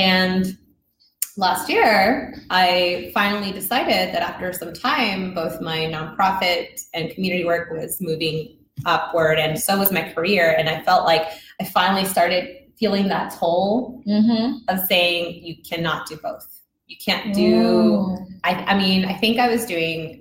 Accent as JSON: {"language": "English", "town": "Houston", "region": "Texas", "country": "United States", "tie": "born or raised there", "also_born_or_lived": "Mexico", "said": "I'm originally from Mexico, but I'm not really allowed to tell people I'm from Mexico anymore if I've been here since I was like 2-3 years old, but I still do it. And I grew up in the south side of Houston"}